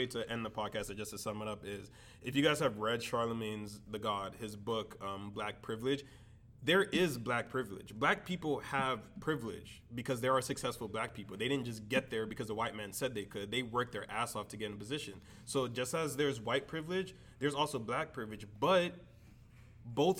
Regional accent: Miami Shores, Florida, United States; growing up in Miami Shores

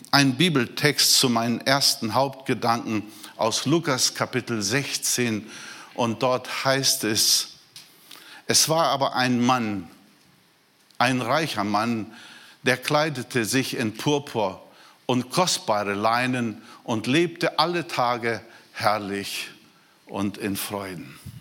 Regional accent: Brazil; moved away; Ich bin Brasilianer

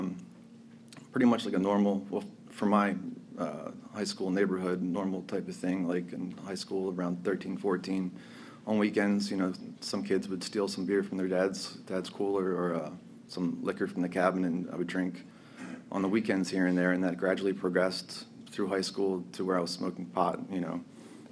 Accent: outside Philadelphia, Pennsylvania, United States; moved away as an adult; now in Florida, United States; I was born in Pennsylvania, outside Philadelphia

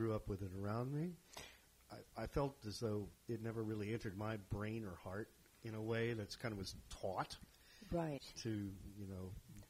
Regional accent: Fort Worth, Texas, United States; born or raised there

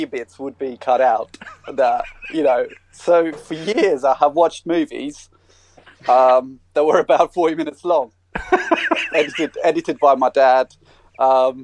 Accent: Russia; also born or lived in South Africa; now in Australia; The good old motherland, Russian Federation. Or USSR. Actually, it was USSR when I was born there

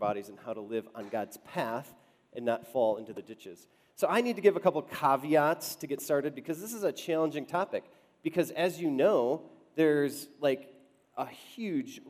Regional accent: Wisconsin, United States; now in Denver, United States; Susie and I grew up in Wisconsin

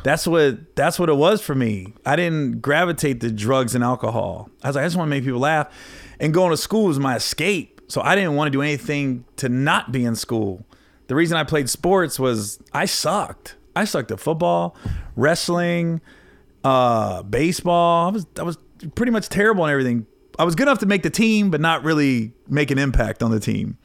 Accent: Oxford, Ohio, United States; moved away; where I grew up in Oxford, Cincinnati area.

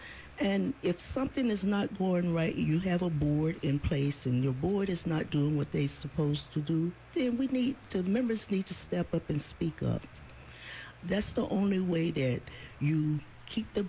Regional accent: Alabama, United States; moved away; where I grew up from in Alabama

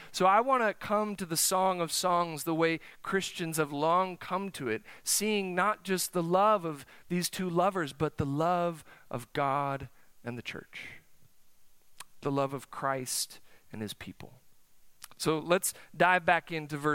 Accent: South Dakota, United States; now in Oklahoma, United States; I'm from the North Country. It's cold up there. South Dakota, the winters are long. Let me tell you, my senior year of high school, senior prom, May, snowed.

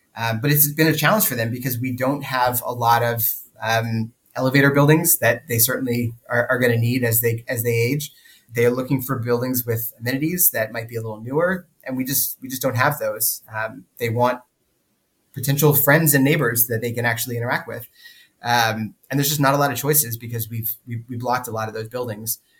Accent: Sunbelt suburbia, United States; moved away; we grew up in in Sunbelt suburbia

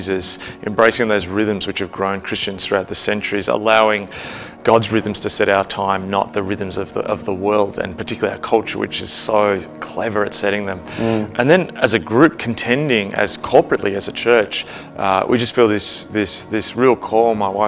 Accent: Melbourne, Victoria, Australia; I'm from Melbourne in Australia

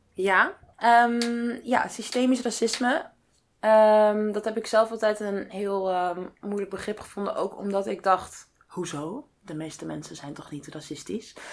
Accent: Netherlands; wij ons als Nederlander of als Europeaan

